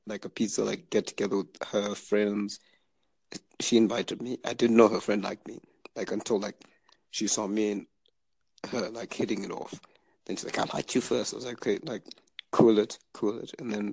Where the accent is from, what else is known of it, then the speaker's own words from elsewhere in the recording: Zimbabwe; now in Canada; Actually, from my house in Zimbabwe. I'm actually based in Canada.